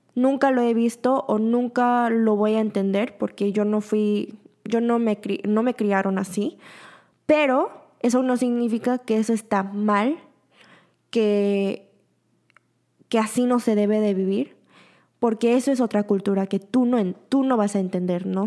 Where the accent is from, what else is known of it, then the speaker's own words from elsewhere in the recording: Mexico; moved away as an adult; also born or lived in Busan, South Korea; now in Seoul, South Korea; tengo muchísimo amor por México. Es donde me criaron, es donde aprendí todo